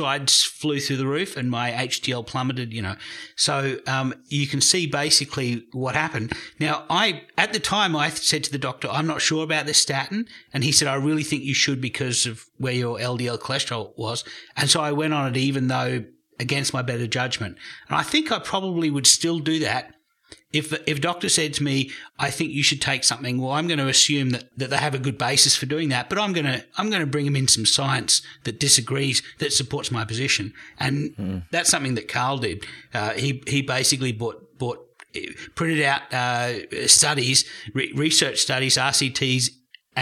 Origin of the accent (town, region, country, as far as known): Australia